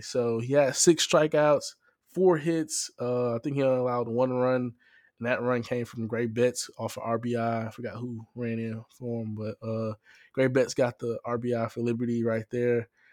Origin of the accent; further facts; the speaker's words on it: Baton Rouge, Louisiana, United States; moved away; I'm from Baton Rouge, Louisiana, and I'm a junior this year.